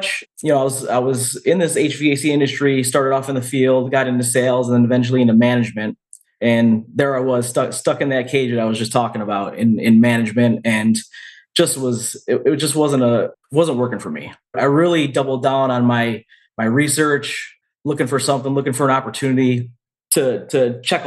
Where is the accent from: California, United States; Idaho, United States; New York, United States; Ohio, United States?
New York, United States; Rochester; also born or lived in Finger Lakes area, New York; now in Canandaigua, United States; Born and raised in Western New York, specifically Rochester, New York.